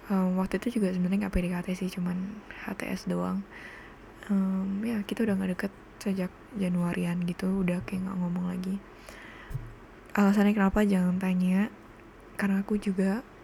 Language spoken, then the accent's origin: Indonesian; Cirebon, West Java, Indonesia; now in Bali, Indonesia; karena aku tinggal di Bali dan aku bukan orang sini aku orang Cirebon jadi familyku tuh di Cirebon semua